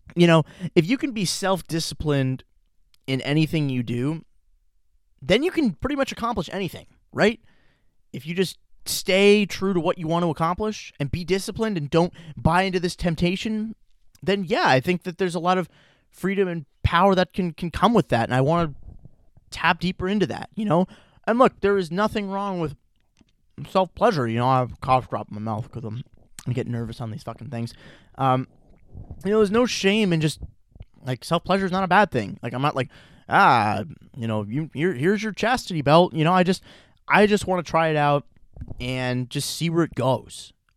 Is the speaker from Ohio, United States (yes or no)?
yes; Chagrin Falls, Ohio, United States; I'm back in Chagrin, Cleveland, Chagrin Falls, my hometown